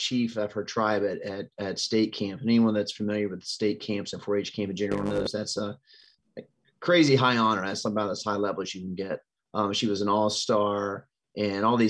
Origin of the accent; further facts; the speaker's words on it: Harrison County, West Virginia, United States; moved away as an adult; now in Gettysburg, United States; we're both Harrison County natives